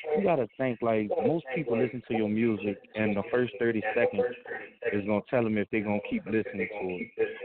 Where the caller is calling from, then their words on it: New Orleans, Louisiana, United States; I'm calling from New Orleans, but I'm doing good.